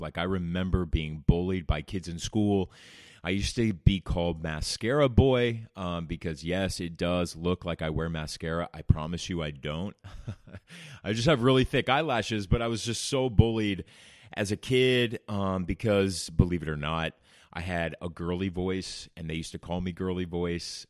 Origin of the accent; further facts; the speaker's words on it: Orange County, California, United States; I remember growing up in Orange County, California